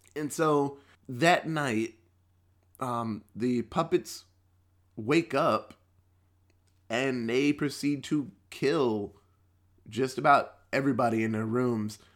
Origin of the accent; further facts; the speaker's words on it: Texas, United States; as a Texan